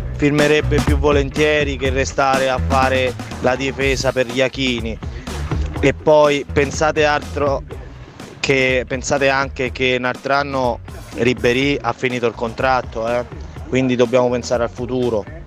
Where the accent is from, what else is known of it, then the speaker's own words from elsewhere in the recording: Brescia, Lombardy, Italy; essendo bresciano, l'ho visto quando giocava ancora all'oratorio o la squadra della Bonutas che è la squadra mm, di un centro sportivo dove sono cresciuti moltissimi giocatori, compreso, compreso io